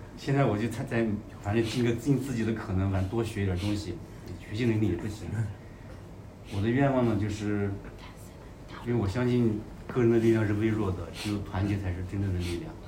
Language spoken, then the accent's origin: Chinese; Ya'an, Sichuan, China; 我来自四川雅安， 我六五年的